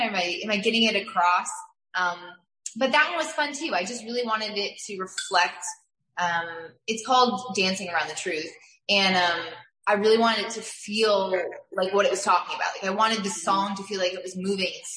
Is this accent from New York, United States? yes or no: yes; New York, United States; moved away; I'm from New York, so I got to go back home and visit with my family a bit